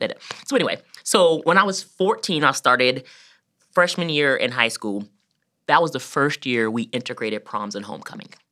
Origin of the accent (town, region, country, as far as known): Georgia, United States; born or raised there; moved away as an adult; now in Columbus, United States